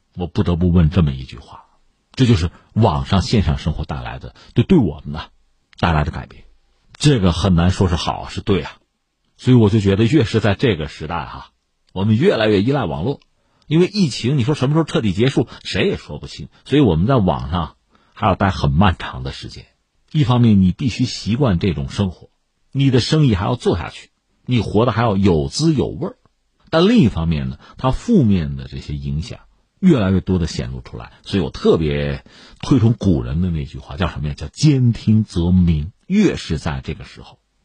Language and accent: Chinese; China; 我们中国人